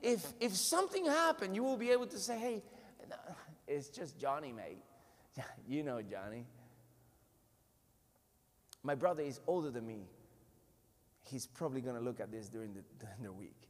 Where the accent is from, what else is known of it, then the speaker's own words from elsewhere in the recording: Puerto Rico; I'm from Puerto Rico. I'm from the island in the Caribbean